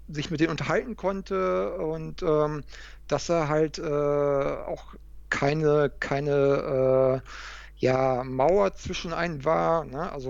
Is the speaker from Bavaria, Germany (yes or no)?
no; Hamburg, Germany; bei dem zweiten Event, was in Hamburg war, in meiner, in meiner Heimatstadt.